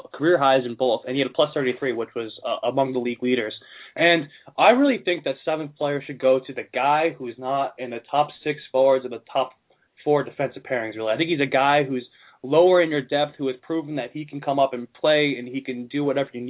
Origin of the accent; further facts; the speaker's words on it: Boston, Massachusetts, United States; we're the boys from Southie.